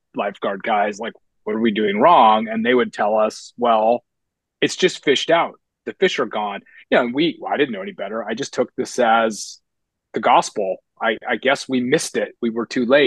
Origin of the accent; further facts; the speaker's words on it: Laguna Beach, California, United States; also born or lived in Long Island, New York / Saipan; I spent the rest of my youth growing up in Laguna Beach